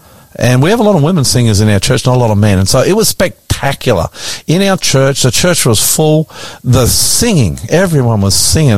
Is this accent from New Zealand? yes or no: no; Brisbane, Queensland, Australia; also born or lived in Nowra; now in Sydney, Australia; My hometown of Brisbane.